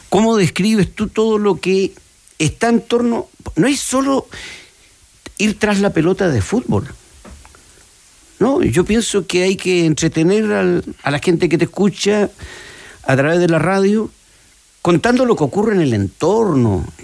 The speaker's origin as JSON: {"language": "Spanish", "town": "Punta Arenas", "region": "Magallanes and Chilean Antarctica", "country": "Chile", "tie": "born or raised there", "moved": "yes", "said": "yo tuve esa posibilidad a los 10 años en Punta Arenas."}